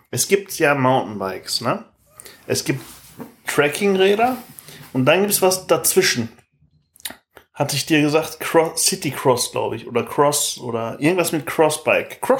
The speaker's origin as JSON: {"language": "German", "country": "Chile", "second_language": "German", "said": "ich komme aus Chile."}